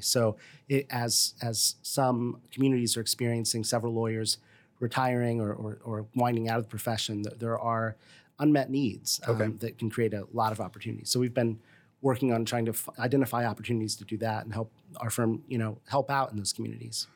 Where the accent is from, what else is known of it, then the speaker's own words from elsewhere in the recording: Decatur, Illinois, United States; moved away as an adult; also born or lived in Washington, District of Columbia, United States / Bloomington-Normal, Illinois; now in Bloomington, United States; I'm from the Decatur area originally and uh, born and raised there.